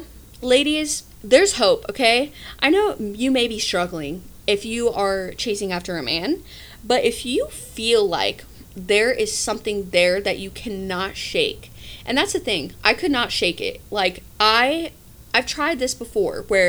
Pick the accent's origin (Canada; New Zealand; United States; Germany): United States; Midwest; we're from the Midwest